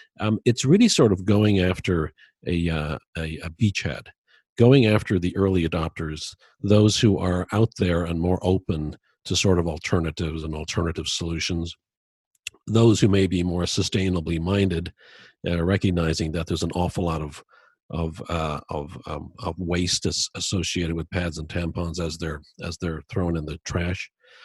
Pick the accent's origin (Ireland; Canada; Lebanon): Ireland; Dublin, Leinster; born there; moved away as an adult; I was born in Dublin, Ireland, and I came over here when I was 20.